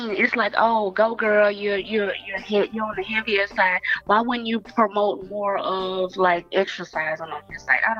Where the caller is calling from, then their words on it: Dallas, Texas, United States; I'm calling from Dallas.